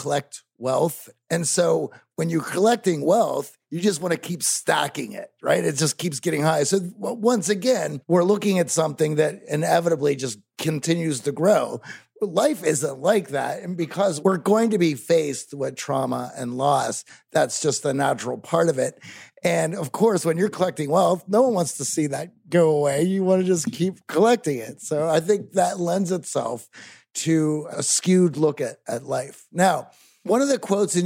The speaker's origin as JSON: {"language": "English", "town": "Pittsburgh", "region": "Pennsylvania", "country": "United States", "tie": "born or raised there", "said": "I grew up in Pittsburgh"}